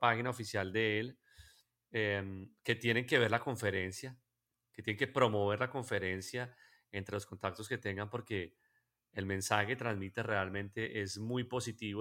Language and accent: Spanish; Colombia; nosotros como colombianos